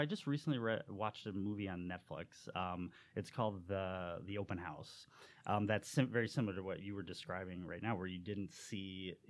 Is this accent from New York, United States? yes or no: no; St. Charles, Illinois, United States; when I tell people I'm from St. Charles